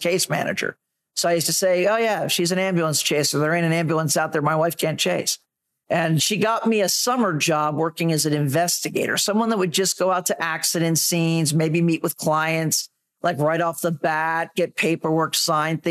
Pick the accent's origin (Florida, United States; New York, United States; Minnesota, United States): Florida, United States; Daytona Beach; I was born and raised in Daytona Beach, Florida